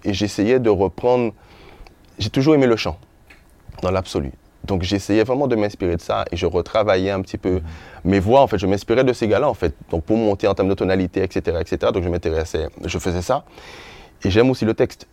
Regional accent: Les Abymes, Guadeloupe; also born or lived in Sainte-Rose, Guadeloupe; j'ai grandi à Grand Camp. Mhm. C'est ma jeunesse, c'est mon enfance.

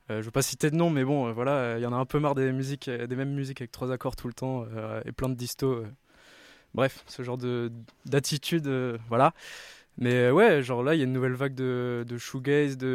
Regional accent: Rennes, Brittany, France; on a tous grandi, on est tous de Rennes à la base

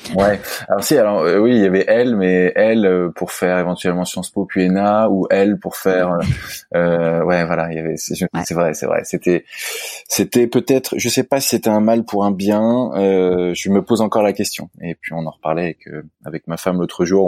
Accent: Versailles, Île-de-France, France; je suis né à Versailles, euh, Yvelines, euh, et euh, j'ai grandi à Versailles également.

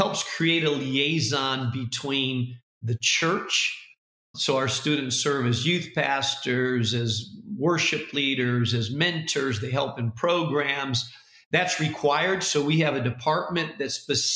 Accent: Spain; now in Chicago, United States; I speak Spanish because I grew up in Spain

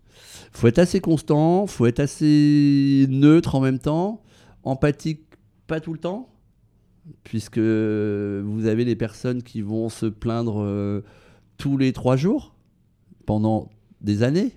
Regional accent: Brittany, France; now in Paris, France; dans ma région natale en Bretagne

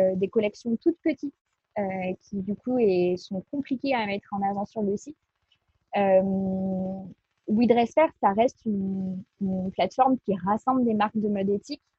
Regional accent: Bordeaux, Nouvelle-Aquitaine, France; now in Lyon, France; Je suis de Bordeaux à la base

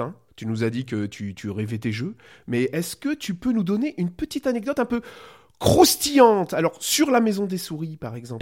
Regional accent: Belgium; je suis belge

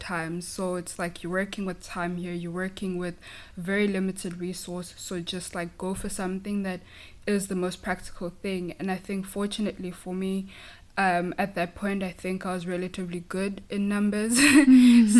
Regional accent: KwaZulu-Natal, South Africa; first language Zulu; English is a second language; moved away as an adult; now in San Francisco, United States; I come from a small town in South Africa um, in a province called KwaZulu Natal

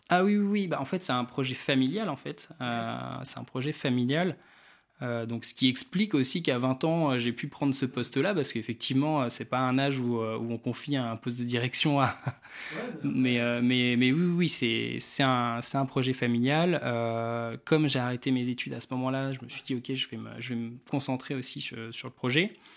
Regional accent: Réunion; moved away as an adult; now in Rennes, France; je venais de la Réunion à la base

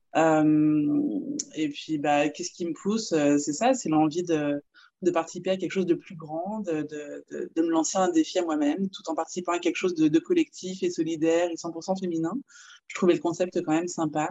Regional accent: France; moved away as an adult; now in Quebec, Canada; je suis française et puis je vis au Québec depuis 5 ans

